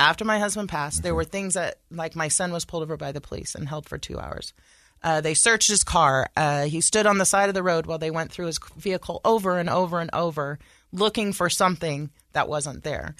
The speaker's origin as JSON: {"language": "English", "town": "Sacramento", "region": "California", "country": "United States", "tie": "born or raised there", "moved": "as an adult", "lives_now": "Utah, United States", "said": "I was raised in California uh, around a lot of diversity"}